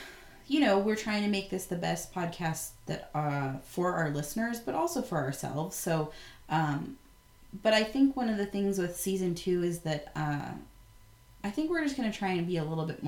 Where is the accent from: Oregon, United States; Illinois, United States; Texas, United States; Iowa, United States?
Oregon, United States; Bend; So, Bend, Oregon, my hometown, born and raised